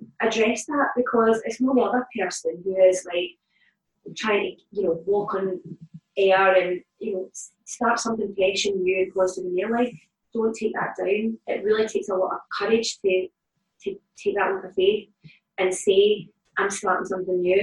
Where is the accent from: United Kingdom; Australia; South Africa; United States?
United Kingdom; Glasgow, Scotland; I grew up in the East End of Glasgow, in the Calton